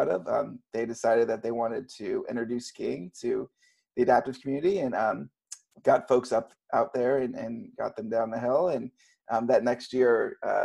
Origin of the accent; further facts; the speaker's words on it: Texas, United States; moved away as an adult; also born or lived in Colorado / Steamboat Springs, Colorado; now in Seattle, United States; growing up in Texas